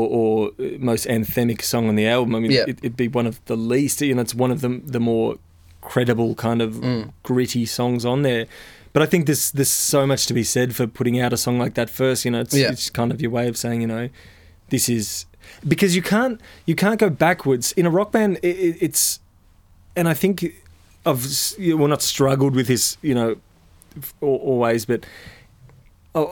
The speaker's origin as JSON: {"language": "English", "country": "Australia", "said": "being Australian"}